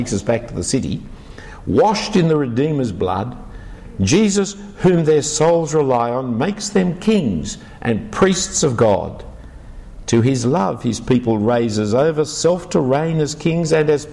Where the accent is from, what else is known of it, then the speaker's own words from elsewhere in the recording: Sydney, New South Wales, Australia; I wasn't born in Jerusalem, I was born in Sydney. I was born in the back streets of King's Cross